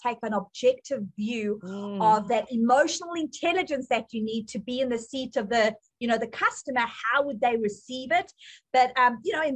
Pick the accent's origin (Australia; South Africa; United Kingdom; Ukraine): South Africa; accent: South African; moved away as an adult; now in United States; I came from South Africa